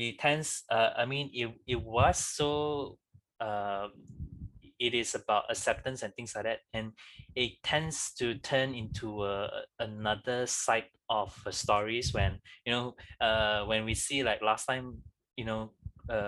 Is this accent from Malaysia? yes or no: yes; Malaysia; we are very much growing up in Malaysia